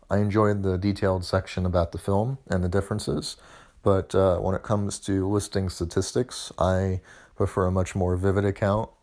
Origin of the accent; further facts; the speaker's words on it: United States; as an American